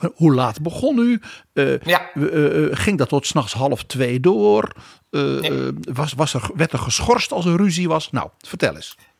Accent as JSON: {"language": "Dutch", "country": "Netherlands"}